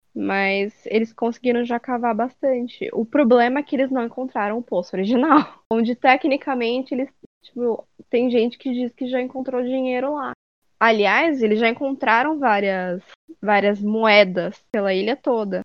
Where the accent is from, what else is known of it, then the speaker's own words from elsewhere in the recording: Fernandópolis, São Paulo, Brazil; moved away; Lá em Fernandópolis, que é de onde eu vim